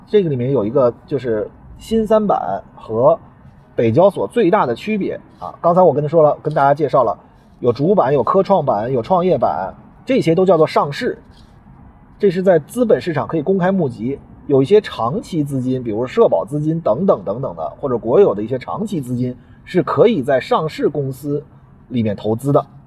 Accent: China; 我们中国人的存款存储是一种，呃，民族的习惯

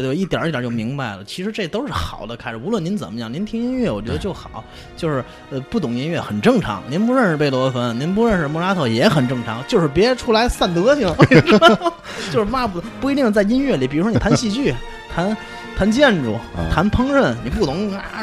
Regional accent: Tianjin, China; 咱们天津人说话

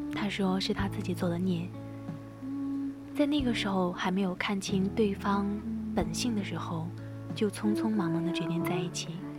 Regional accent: Sichuan, China; 身为一个四川人

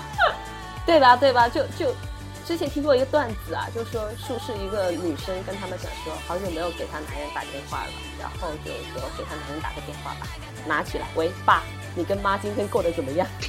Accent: southern China, China; 我在帝都我没有亲戚，因为我们都是南方人

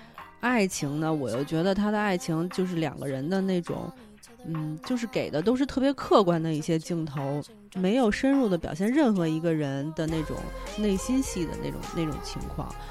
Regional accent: China; 作为我们中国人就会想说，啊，拍的不好。嗯，没有完全体现出我们中国的风貌

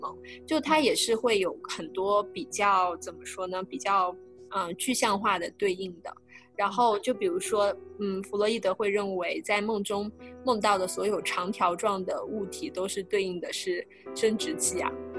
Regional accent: China; 我觉得反映了我们我们中国人或者说华人是非常的关心梦的

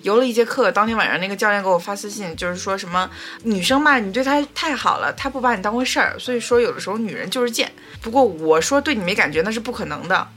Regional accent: Northeast China, China; 我就是骨架大，因为我东北人嘛

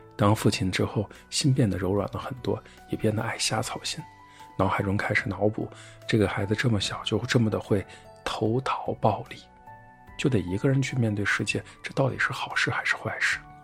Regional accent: China; 我们都是从中国来的外国人

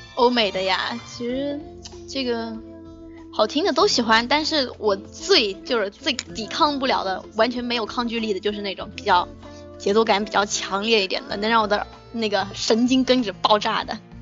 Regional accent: Yunnan, China; 我是云南的

